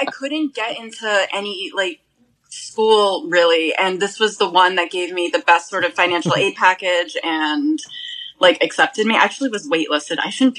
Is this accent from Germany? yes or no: no; Boston area, Massachusetts, United States; moved away as an adult; also born or lived in Long Island, New York; now in New York, United States